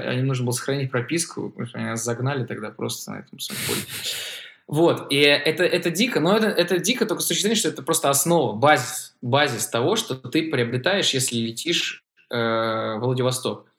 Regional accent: Saint Petersburg, Russia; я из Петербурга

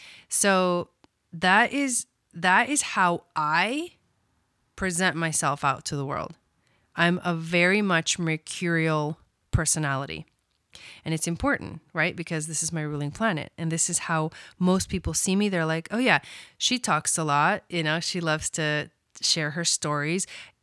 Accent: Villa Dolores, Córdoba, Argentina; born there; I was born in Argentina, a small town in Argentina called Villa Dolores.

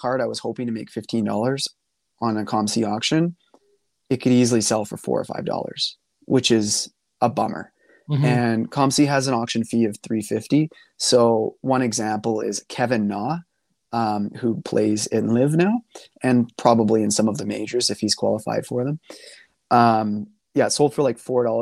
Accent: Canada; being a Canadian

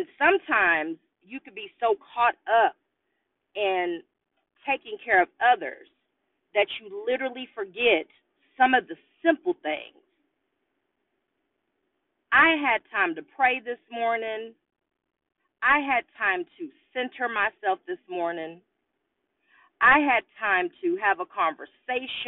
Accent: Austin, Texas, United States; I live in Austin, Texas, and I was born and raised in Austin, Texas

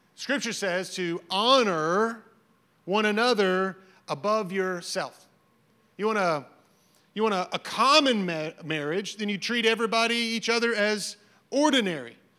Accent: the South, United States; I grew up in the South

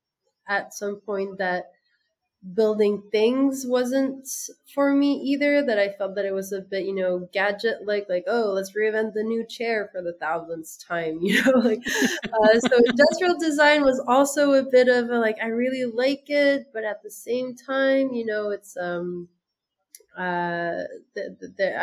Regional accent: France; moved away as an adult; also born or lived in United States; now in Senegal; I'm French by my father and American by my mother. And I grew up in France

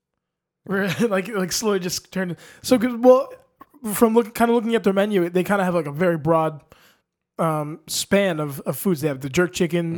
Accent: New York City, New York, United States; moved away; I was born in Long Island Jewish Hospital

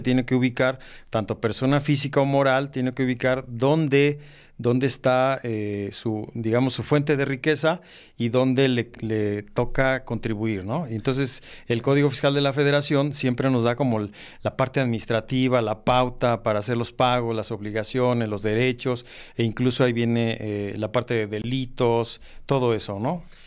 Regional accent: Mexico

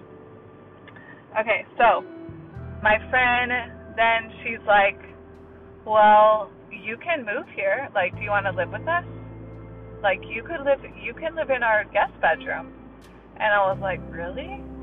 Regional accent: Gainesville, Florida, United States; also born or lived in Los Angeles, California / Rhode Island; I'm originally from Los Angeles, but we moved when I was little, and then we moved to Rhode Island for 1 year and then to Gainesville, Florida. So from third grade onward, I was in Gainesville, Florida

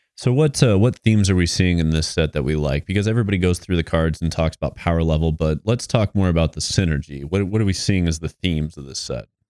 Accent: Iowa, United States; I'm an Iowa boy

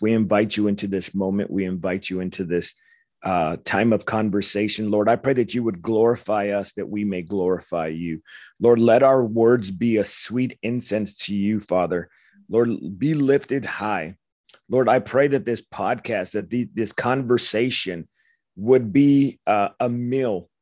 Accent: Los Angeles, California, United States; I grew up in Los Angeles, young punk kid

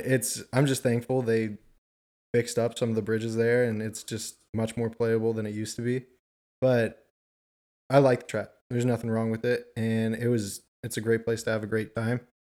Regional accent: Southern California, United States; moved away as an adult; now in Nashville, United States; born and raised in Southern California

